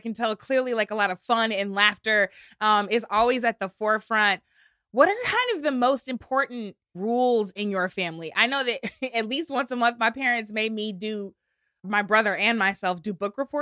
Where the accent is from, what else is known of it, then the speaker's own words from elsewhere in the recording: St. Louis, Missouri, United States; my family growing up in St. Louis, Missouri